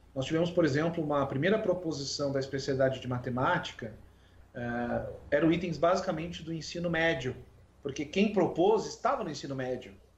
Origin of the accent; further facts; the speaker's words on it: Rio Grande, Rio Grande do Sul, Brazil; now in Pelotas, Brazil; Eu sou de Rio Grande, mas hoje moro em Pelotas.